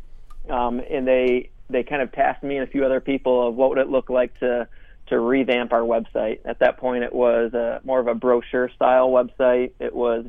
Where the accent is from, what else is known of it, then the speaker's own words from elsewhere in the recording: Rockford, Michigan, United States; moved away as an adult; also born or lived in Grand Rapids, Michigan / North Carolina; I'm born and raised in Grand Rapids, Michigan. From a town called Rockford